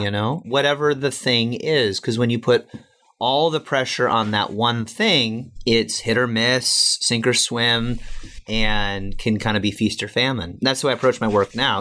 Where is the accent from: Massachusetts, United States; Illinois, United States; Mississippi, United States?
Illinois, United States; Chicago; I'm from Chicago